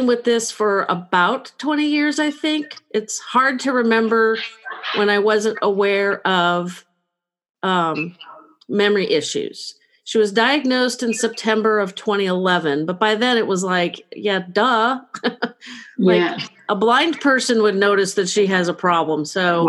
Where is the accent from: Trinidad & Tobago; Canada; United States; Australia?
United States; California; I am from California